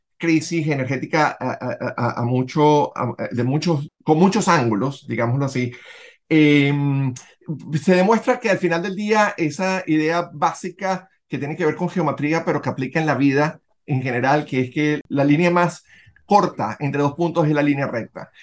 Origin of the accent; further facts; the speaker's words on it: Venezuela; moved away; nosotros que somos venezolanos, independientemente de donde vivamos en el mundo